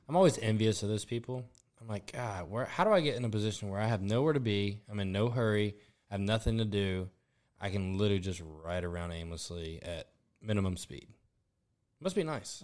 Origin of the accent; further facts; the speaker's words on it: Southern Mississippi, United States; moved away as an adult; now in New Orleans, United States; I'm from Southern Mississippi